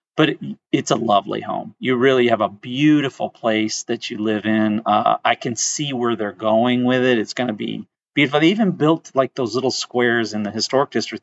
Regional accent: Flint, Michigan, United States; moved away; I'm from Flint

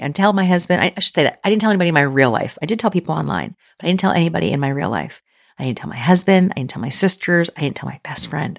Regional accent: outside Philadelphia, Pennsylvania, United States; now in Kentucky, United States; I grew up outside Philly

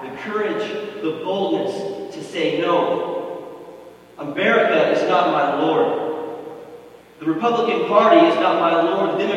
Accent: United States; proud to be from this country, and so much good has come from being an American.

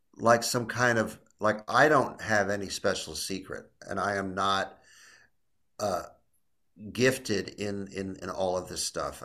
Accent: Illinois, United States; I'm from Illinois

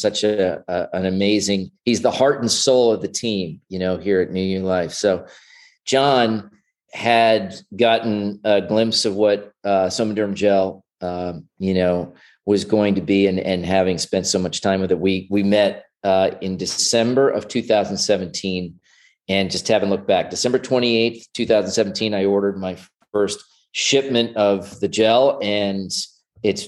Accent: New Jersey, United States; moved away as an adult; also born or lived in Plano, Texas / Dallas, Texas / Hoboken, New Jersey / Manhattan, New York; I was born in New Jersey. I was raised there till I was about 18

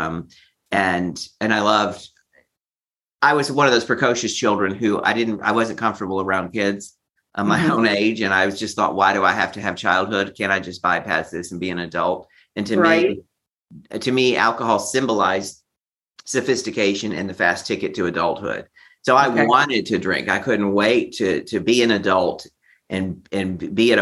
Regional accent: Beaumont, Texas, United States; moved away as an adult; also born or lived in Manhattan, New York City; now in New York City, United States; I'm from Texas originally, Beaumont, Texas.

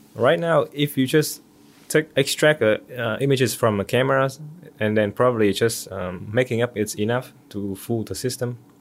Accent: Vietnam; moved away as an adult; also born or lived in Singapore; now in United States; Originally from Vietnam

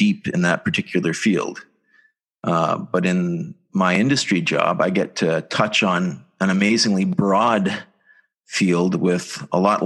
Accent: Southern Ontario, Canada; I come from Southern Ontario, just like you. Grew up on a small apple farm

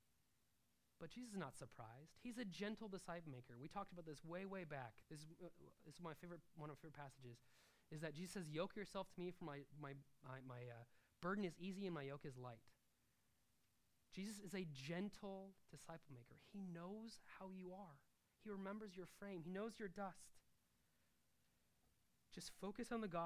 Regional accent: Nebraska, United States; I'm from Nebraska, I never lived on a farm

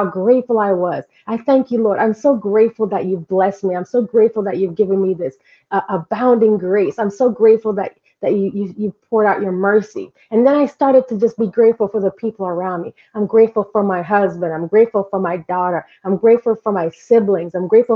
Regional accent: Jamaica; now in United States; I'm Jamaican.

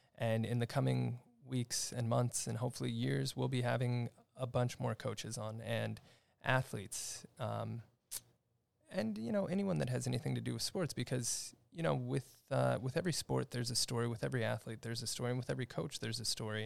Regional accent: Upland, California, United States; I grew up here in the Los Angeles area in a town called Upland, uh, just on the outskirts of L A County in the Pomona area

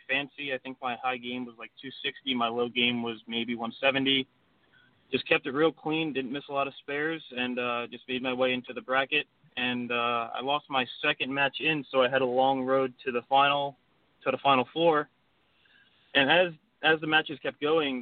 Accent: Ocean Township, New Jersey, United States; I grew up in Ocean Township, New Jersey. It's a small little town near the shore, right near Asbury Park.

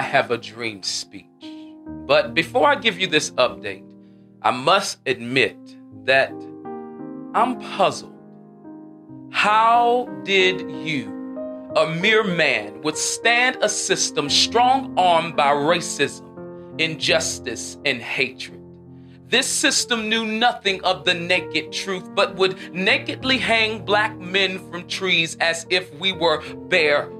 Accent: Charlotte, North Carolina, United States; accent: Southern; I'm bringing joy from the South. Most importantly, the QC, the Queen City, Charlotte, North Carolina

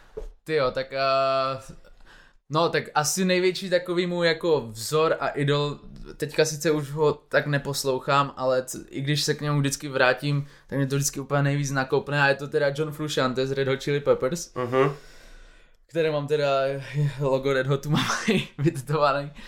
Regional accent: Moravia, Czechia; když jsme z Moravy, tak eh, my jsme furt na cestě, pendlujeme pořád mezi Prahou a Ostravou

